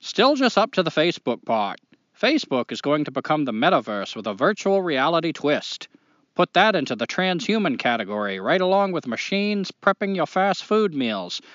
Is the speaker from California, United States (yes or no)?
no; New Hampshire, United States; now in North Carolina, United States; I'm from New Hampshire, but now I live in North Carolina and call it home